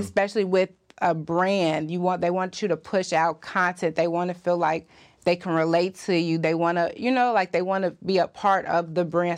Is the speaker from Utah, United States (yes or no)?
no; Chicago, Illinois, United States; Where I'm from Chicago